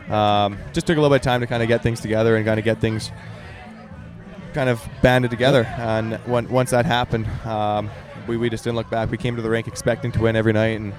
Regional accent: St. Albert, Alberta, Canada; St. Albert, my hometown

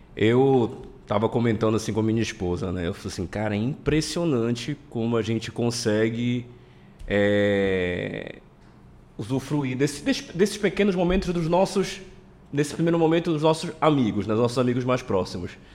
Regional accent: Pará, Brazil; eu sou paraense, nascido e criado aqui, nunca saí daqui

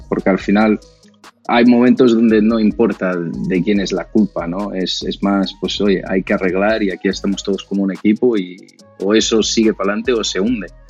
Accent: Brazil; Spanish is a second language; moved away as an adult; now in Spain; cuando llegué a España, yo soy de Brasil, en 2009

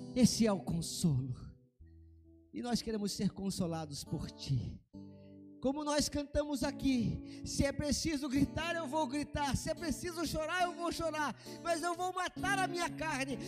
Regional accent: Brazil; como um bom brasileiro que sou

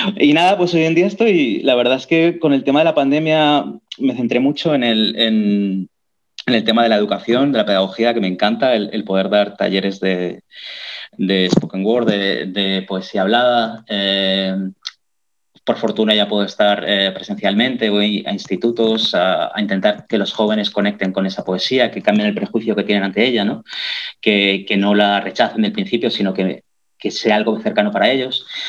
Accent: Catalonia, Spain; first language Catalan; Spanish is a second language; todos los catalanes somos bilingües, ¿no? Todos desde niños hablamos las dos lenguas

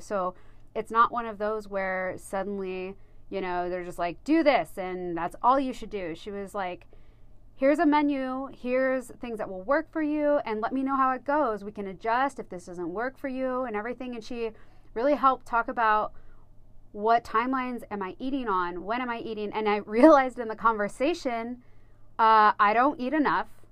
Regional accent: United States; I grew up here in Coos County, so, you know, out in the middle of nowhere, really

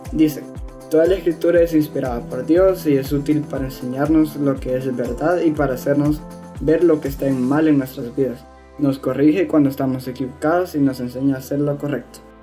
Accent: El Salvador; tengo 15 años y soy del Salvador

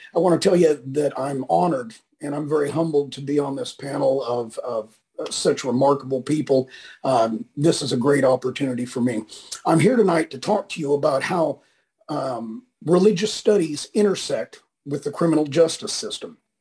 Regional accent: northwestern Kansas, United States; moved away; also born or lived in California; I grew up in a little town in Kansas in the northwestern corner.

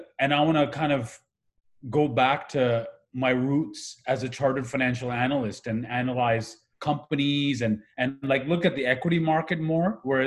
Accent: Pakistan; also born or lived in Kuwait; now in Canada; I grew up in the Middle East. I'm originally from Pakistan. We immigrated to Canada when the 1990 war happened in Iraq versus Kuwait. We were at Kuwait at the time.

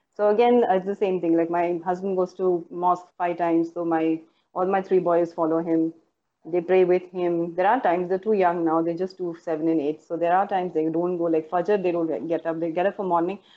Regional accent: Dubai, United Arab Emirates; I was born and raised in Dubai

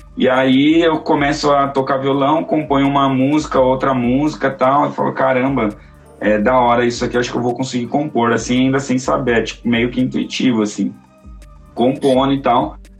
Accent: São Paulo, Brazil; also born or lived in Jardim Ibirapuera / Socorro / Guarapiranga / Pirituba; eu nasci no Jardim Ibirapuera, fui criado em Santo Amaro, já morei no Lago de Socorro, morei no Guarapiranga, morei em Pirituba, hoje moro aqui no Guarapiranga de novo.

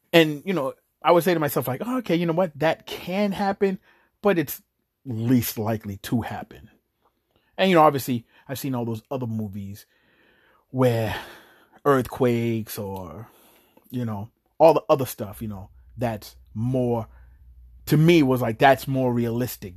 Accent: Chelsea, Massachusetts, United States; also born or lived in New York; when I was young and I moved out here to Chelsea from New York

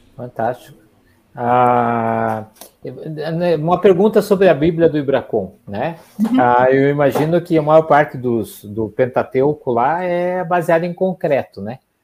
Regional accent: Curitiba, Paraná, Brazil; eu sou de Curitiba

